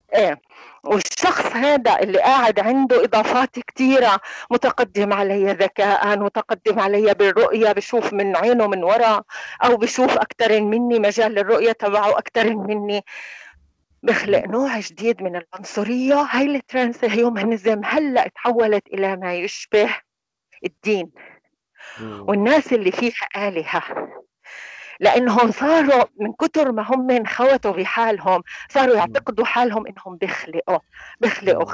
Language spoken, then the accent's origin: Arabic; Palestine; احنا عندنا هي العاده كفلسطينيين